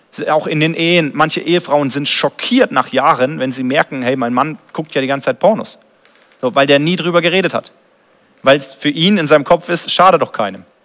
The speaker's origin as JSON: {"language": "German", "country": "Germany", "said": "als Deutscher"}